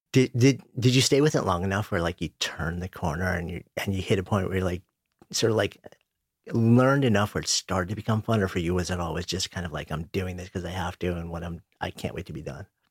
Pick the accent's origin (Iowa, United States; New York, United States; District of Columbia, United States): New York, United States; I grew up just outside of New York. I've been in the city for thirty years.